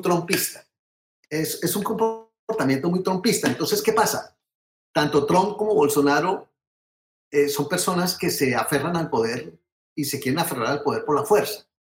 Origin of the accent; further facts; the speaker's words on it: Colombia; now in United States; uno como colombiano, eh, digamos, desde lejos de la patria